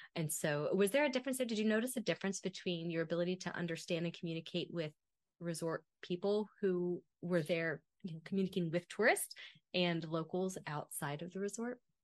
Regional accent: Kentucky, United States; first language English; moved away as an adult; now in Italy; as a kid growing up in Kentucky

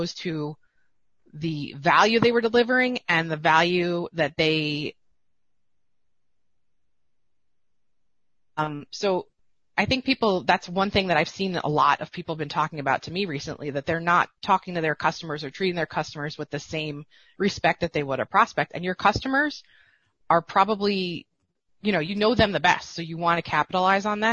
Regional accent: East Coast, United States; I'm from the East Coast

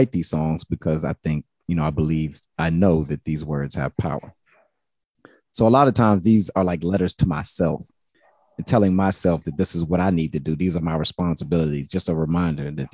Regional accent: Charlottesville, Virginia, United States; also born or lived in Richmond, Virginia; growing up in Charlottesville, a lot of people knew my mother and father

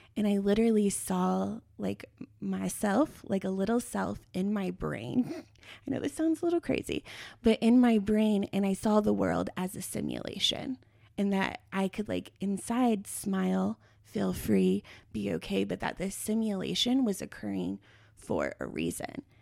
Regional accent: Longmont, Colorado, United States; I come from Longmont, Colorado, At the time I was a teenager, it had the highest rate of teen pregnancy in the United States

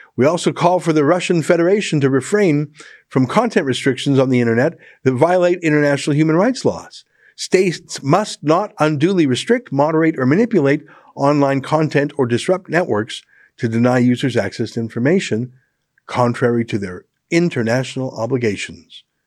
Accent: Canada; as a Canadian

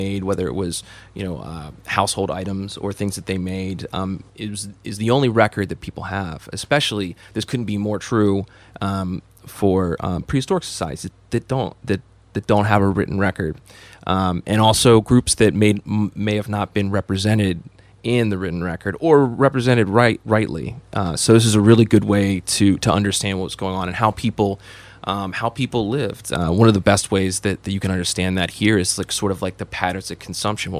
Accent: Maryland, United States; moved away; also born or lived in Wyoming; my home state, Maryland

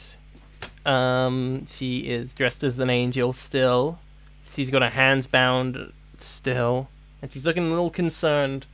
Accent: United Kingdom; my rights as a British person

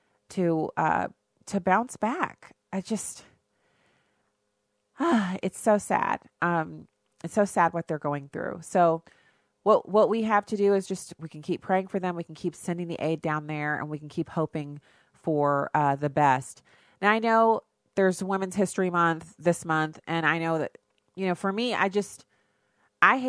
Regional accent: United States; I'm an American

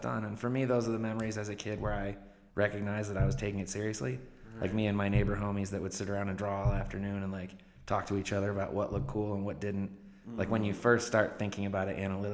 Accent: Saratoga Springs, New York, United States; moved away as an adult; also born or lived in Albany, New York / San Francisco; when I was 8, my sister and my mom and I relocated to Saratoga Springs.

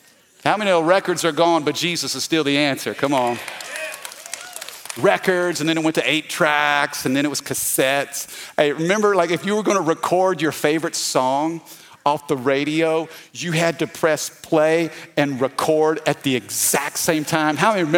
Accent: Missouri, United States; now in Baton Rouge, United States; I'm not from Louisiana. Did you know that? I'm from the Midwest, okay? I'm from Missouri, the Show Me State. And my parents moved us down to Baton Rouge in the late 80s, 87, 88.

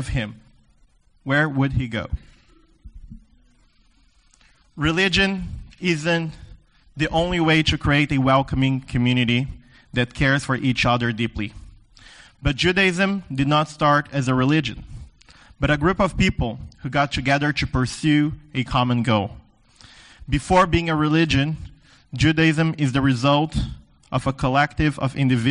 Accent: the Deep South, South Region, Brazil; moved away; I grew up in the South, the Deep South, Brazil

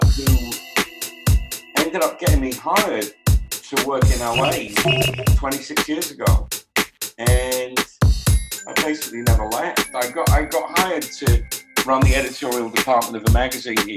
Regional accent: Manchester, North West England, United Kingdom; I'm from Manchester, which is much more industrial and blue collar

